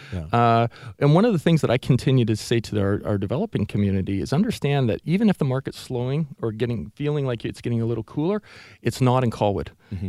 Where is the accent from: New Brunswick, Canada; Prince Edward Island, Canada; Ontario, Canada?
Ontario, Canada; Oshawa; born there; I was. Yeah, I was born in Oshawa.